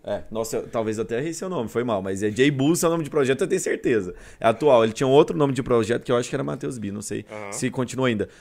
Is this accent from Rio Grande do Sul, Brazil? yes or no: no; Goiânia, Goiás, Brazil; also born or lived in Curitiba; sou goiano mesmo. Uhum. Nasci aqui, minha família é daqui.